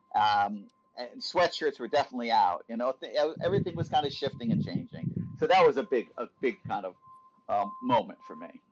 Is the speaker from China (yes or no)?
no; Norwalk, Connecticut, United States; I grew up in uh, Norwalk, Connecticut, uh, which is in the kind of suburban uh, ring near New York City